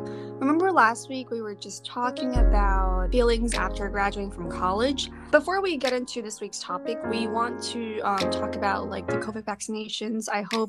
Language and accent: English; United States; born there; Janice and I, we were born here, but we were not really raised in America. We were more like raised in like an Asian culture and like we attend international schools.